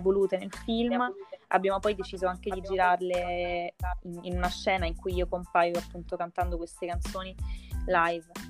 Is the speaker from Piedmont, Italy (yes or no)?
no; Naples, Campania, Italy; moved away as an adult; vengo da Napoli, mi sto trasferendo a Milano